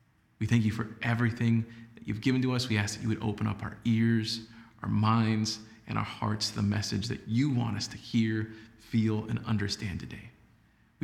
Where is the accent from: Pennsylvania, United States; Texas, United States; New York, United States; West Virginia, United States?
Texas, United States; San Antonio; also born or lived in Laredo, Texas; moved back to San Antonio, and started working at News 4 San Antonio, which was known as WOAI-TV at that point. Now, in the beginning, it was amazing to be in my hometown